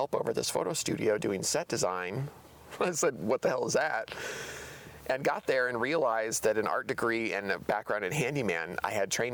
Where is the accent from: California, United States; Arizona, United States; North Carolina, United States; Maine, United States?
Arizona, United States; Tucson; moved away as an adult; now in Portland, United States; I grew up in Arizona